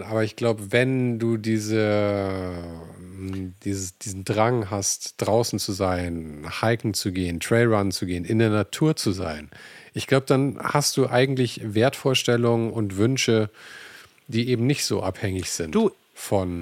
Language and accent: German; Germany; bei uns in Deutschland